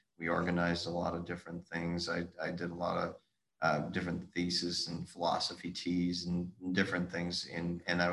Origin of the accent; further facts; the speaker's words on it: Midwest, United States; moved away; also born or lived in Storm Lake, Iowa; I grew up on a farm.